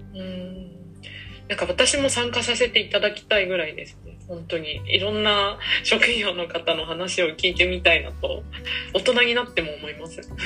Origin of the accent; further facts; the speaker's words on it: Fukushima, Japan; moved away; 自分ってやっぱ福島のアイデンティティっていうか福島人っていう意識がすごいあるんだなって。と思ってそれをきっかけにやっぱり福島にいつか戻ってあの何かしたいな